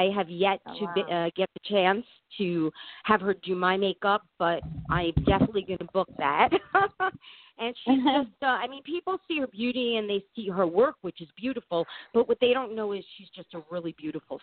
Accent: New York City, New York, United States; accent: New York; also born or lived in Florida; I am a New Yorker, so you will definitely hear the New York accent

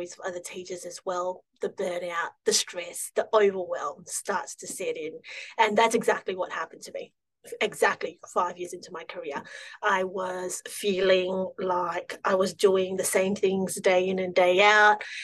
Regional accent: Singapore; now in Melbourne, Australia; I grew up in Singapore, moved here to Australia about almost 15 years ago now

